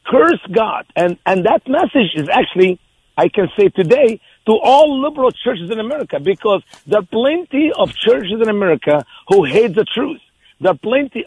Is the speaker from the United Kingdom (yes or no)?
no; Egypt; moved away as an adult; now in Missouri, United States; I was born in Egypt, a Christian family